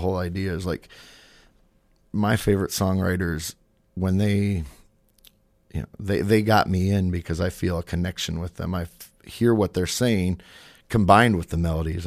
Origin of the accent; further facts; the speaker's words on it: Madison, South Dakota, United States; now in Sioux Falls, United States; when I moved to Sioux Falls, uh, from my hometown of Madison.